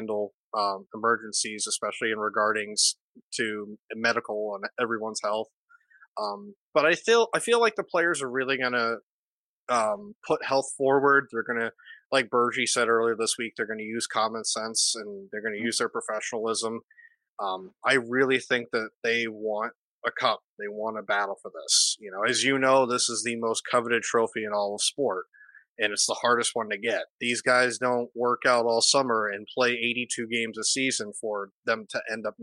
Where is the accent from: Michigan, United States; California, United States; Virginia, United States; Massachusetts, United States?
Massachusetts, United States; Boston; being a Bostonian, being from Massachusetts